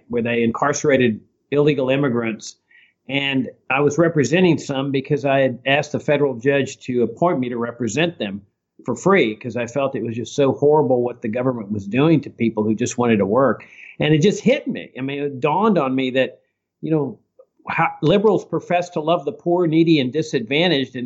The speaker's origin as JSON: {"language": "English", "town": "Laredo", "region": "Texas", "country": "United States", "tie": "born or raised there", "said": "I grew up in South Texas on a farm on the Rio Grande, and my dad was actively involved in politics in Laredo, my hometown."}